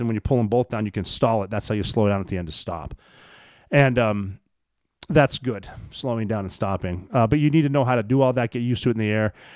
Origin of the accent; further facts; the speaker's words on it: Montana, United States; I'm from Montana.